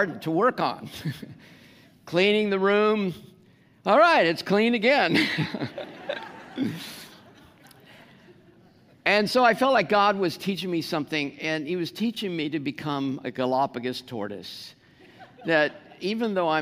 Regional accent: United States; first language English; I'm an American

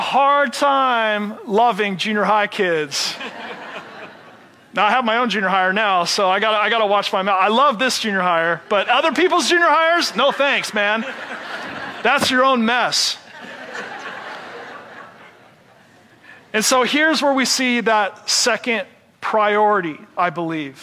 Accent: Seattle, Washington, United States; I'm from Seattle

